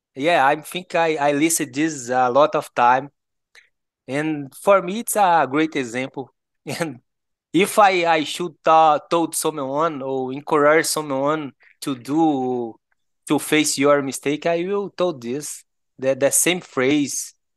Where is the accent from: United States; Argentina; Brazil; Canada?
Brazil; Goiás; accent: Goiano; English is a second language; I'm from Goiás, uh, I, I was born in Brazil, My my family is from Goiás